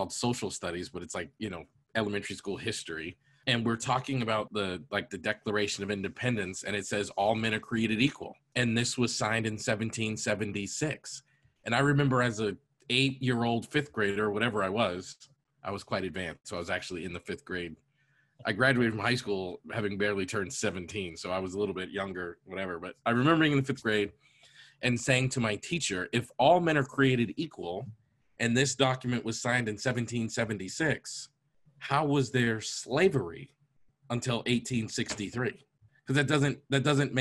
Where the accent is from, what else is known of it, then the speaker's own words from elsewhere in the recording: United States; America is a country that I was born in, raised in.